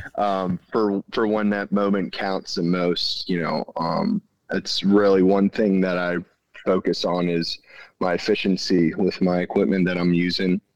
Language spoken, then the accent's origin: English; central Pennsylvania, United States; i'm from central pennsylvania